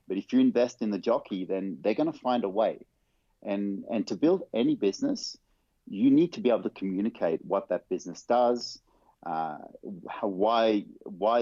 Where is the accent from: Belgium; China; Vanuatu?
Vanuatu; now in Netherlands; I grew up on a little tropical island. I was born on a tropical island called Vanuatu.